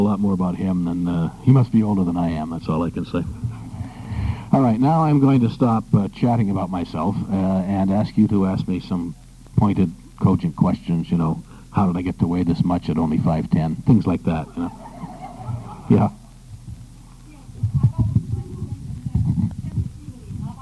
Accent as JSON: {"language": "English", "town": "New Bedford", "region": "Massachusetts", "country": "United States", "tie": "born or raised there", "also_born_or_lived": "Los Angeles", "moved": "yes", "lives_now": "Boston, United States", "said": "I grew up in New Bedford"}